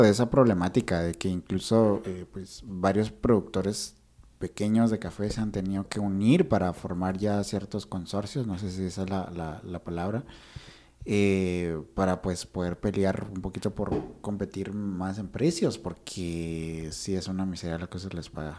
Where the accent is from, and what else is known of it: Guatemala